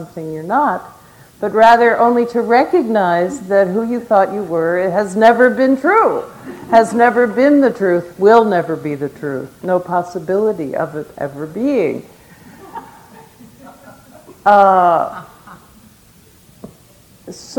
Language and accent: English; United States; as an American tourist